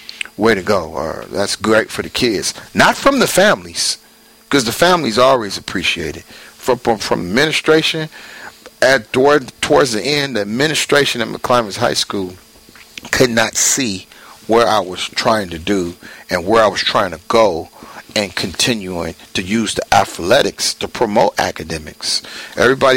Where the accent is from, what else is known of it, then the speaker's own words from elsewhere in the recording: Oakland, California, United States; I'm born and raised in West Oakland